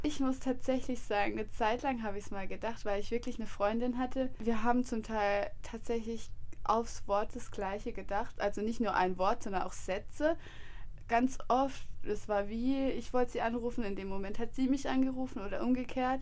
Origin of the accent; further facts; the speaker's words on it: Freiburg, Baden-Württemberg, Germany; moved away as an adult; ich komme nicht von hier, also ich komme aus Freiburg